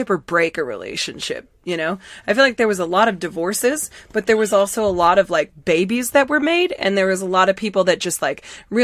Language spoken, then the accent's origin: English; Massachusetts, United States; we're both from Massachusetts, so we're hardcore massholes